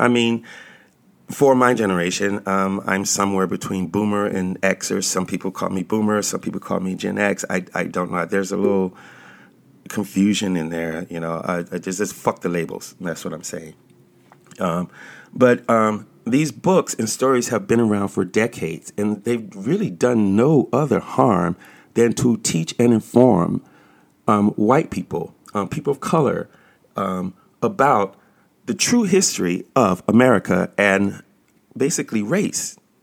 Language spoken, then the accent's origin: English; United States; also born or lived in Washington, D.C.; I was born in this country